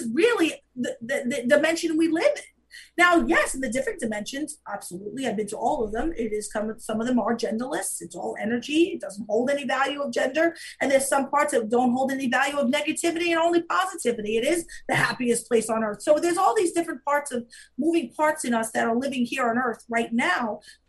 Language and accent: English; Staten Island, New York, United States; I grew up in Staten Island.